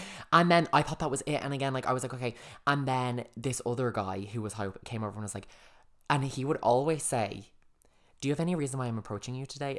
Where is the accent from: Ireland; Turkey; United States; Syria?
Ireland; we just recognised other Irish people straight away